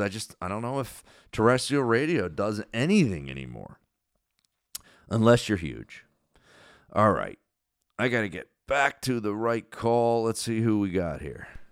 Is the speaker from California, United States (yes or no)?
no; Cherry Hill, New Jersey, United States; the guys I grew up with in Cherry Hill